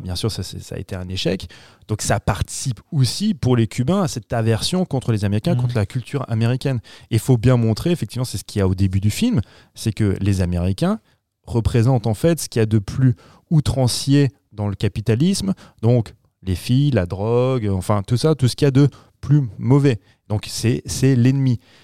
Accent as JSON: {"language": "French", "country": "France", "said": "chez nous en France"}